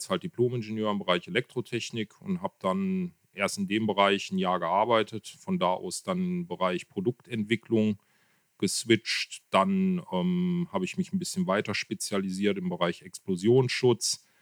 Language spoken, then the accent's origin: German; Kevelaer, North Rhine-Westphalia, Germany; ich komme aus Kevlar, gebürtig schon, bin eigentlich immer hier verwurzelt gewesen und lebe hier auch.